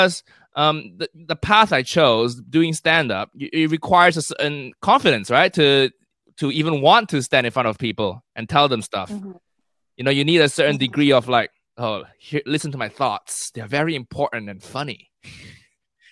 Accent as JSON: {"language": "English", "region": "Kuala Lumpur", "country": "Malaysia", "tie": "born or raised there", "also_born_or_lived": "United States", "moved": "as an adult", "lives_now": "United Kingdom", "said": "I grew up in Malaysia, in KL"}